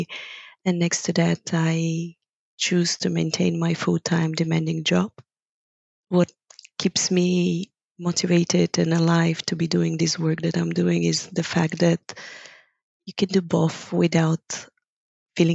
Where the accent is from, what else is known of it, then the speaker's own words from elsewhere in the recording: Bulgaria; first language Bulgarian; English is a second language; moved away as an adult; now in Amsterdam, Netherlands; I'm originally from Bulgaria.